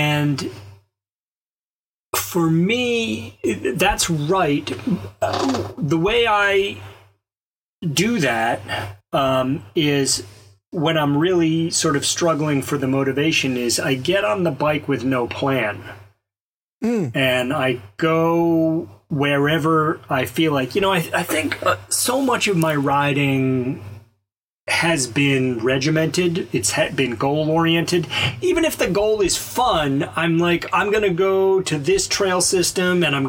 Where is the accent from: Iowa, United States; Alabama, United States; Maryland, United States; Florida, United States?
Alabama, United States; I grew up in Alabama